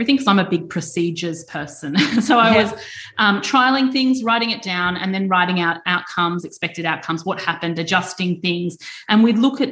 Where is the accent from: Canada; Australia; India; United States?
Australia; Queensland; growing up in Queensland